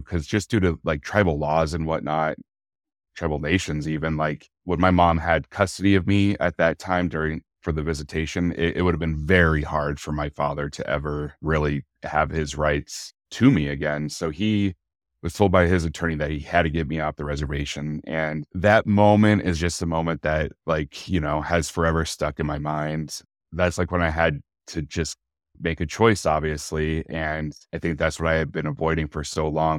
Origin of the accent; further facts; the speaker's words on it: Bozeman, Montana, United States; also born or lived in Billings, Montana; I was born in Bozeman, Montana, in nineteen eighty-one. My mom and dad, we lived here only for maybe a few months after I was born, and we actually moved to Billings, Montana